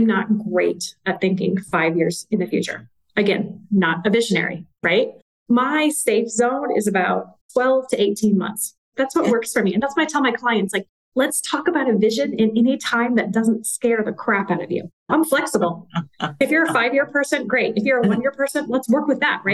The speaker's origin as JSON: {"language": "English", "region": "a small town in Western Kansas", "country": "United States", "tie": "born or raised there", "moved": "as an adult", "said": "I was from a small town in Western Kansas"}